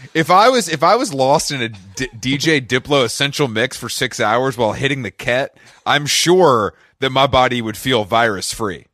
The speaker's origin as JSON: {"language": "English", "town": "Atlanta", "region": "Georgia", "country": "United States", "tie": "born or raised there", "said": "I grew up in Atlanta. I'm actually in Atlanta right now"}